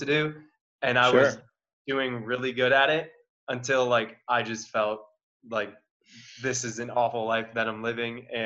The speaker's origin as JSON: {"language": "English", "region": "Wisconsin", "country": "United States", "also_born_or_lived": "Milwaukee area", "said": "I'm from Wisconsin. So I just left the Milwaukee area"}